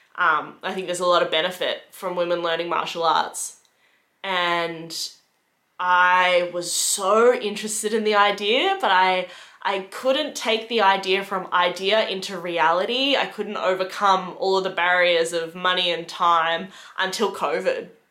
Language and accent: English; Geelong, Victoria, Australia; moved away as an adult; now in Melbourne, Australia; I moved to Melbourne for that job. I'm originally from Geelong.